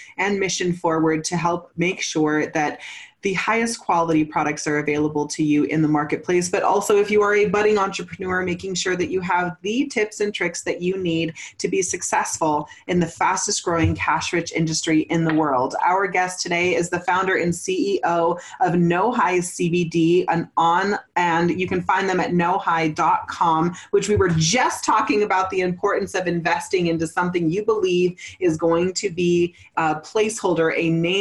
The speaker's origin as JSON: {"language": "English", "region": "Northern California", "country": "United States", "tie": "born or raised there", "also_born_or_lived": "Santa Cruz, California", "moved": "as an adult", "lives_now": "Colorado, United States", "said": "I was born in Santa Cruz, raised in Northern California in Mendocino, Humboldt Hills"}